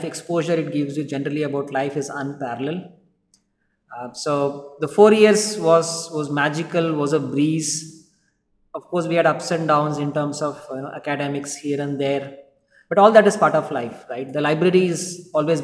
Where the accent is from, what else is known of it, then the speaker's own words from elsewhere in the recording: Bangalore, Karnataka, India; I'm a Bangalorean, born and brought up in Bangalore